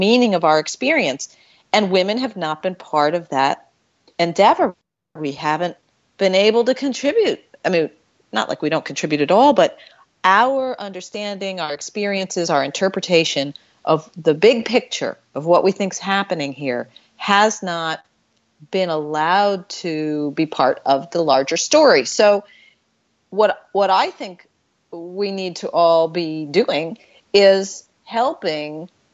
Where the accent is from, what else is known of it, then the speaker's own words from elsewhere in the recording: Florida, United States; also born or lived in New York; When we moved to Florida, it was the very first year of busing